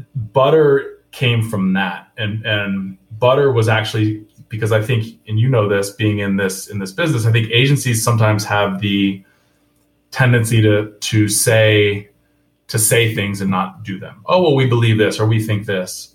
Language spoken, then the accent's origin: English; Vermont, United States; now in Atlanta, United States; I'm I'm from Vermont